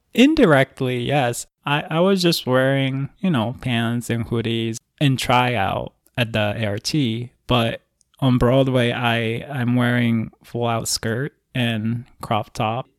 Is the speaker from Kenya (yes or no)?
no; Osaka, Japan; moved away; I'm from Osaka, Japan originally